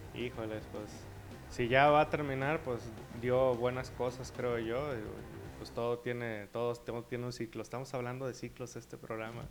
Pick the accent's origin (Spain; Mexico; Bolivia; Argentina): Mexico; como mexicanos